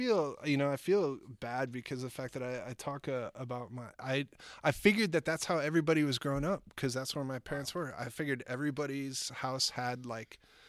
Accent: Eden Prairie, Minnesota, United States; I grew up in a little place called Eden Prairie, Minnesota.

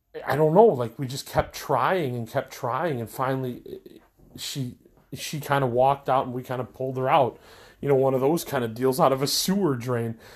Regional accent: Elmhurst, Illinois, United States; also born or lived in Maywood; I'm from Elmhurst

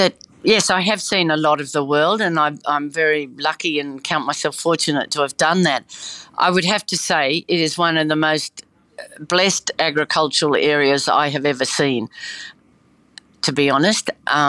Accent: New South Wales, Australia; now in Gunnedah, Australia; Okay, well, I grew up on the Liverpool Plains. My family lived near Crindai, but I went to university and worked in different places around the world in journalism. And I married and came back to live outside Gunnedah.

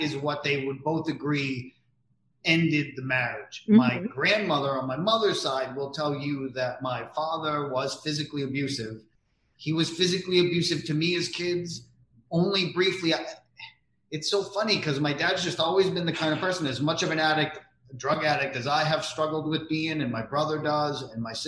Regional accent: New England, United States; I'm from New England

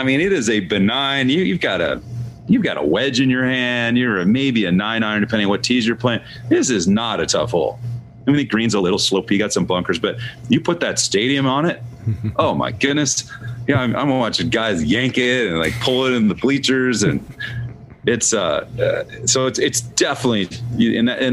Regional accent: Seattle, Washington, United States; now in Scottsdale, United States; I'm from Seattle

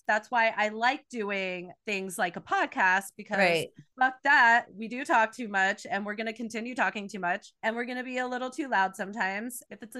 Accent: New Jersey, United States; I grew up in New Jersey, not at the Jersey Shore, on an Air Force base. So it's a little different. That's why I don't have the Jersey accent.

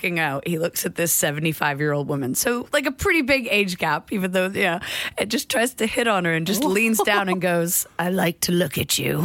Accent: United States; moved away as an adult; as an American

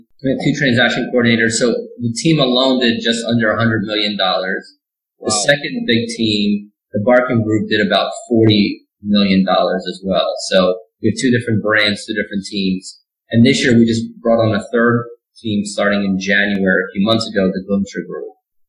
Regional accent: New Jersey, United States; now in Phoenix, United States; In Jersey, where I grew up, it was 95 degrees and humid

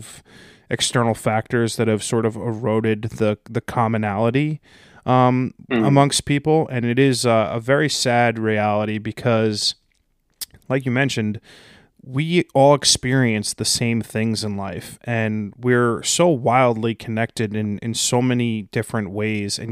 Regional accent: United States; as an American

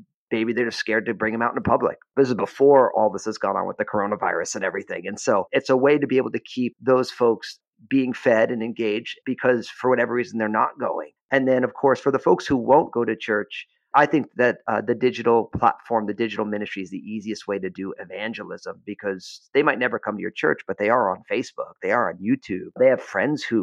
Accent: New Jersey, United States; moved away; also born or lived in San Francisco Bay Area; I had been church planting in my home state of New Jersey

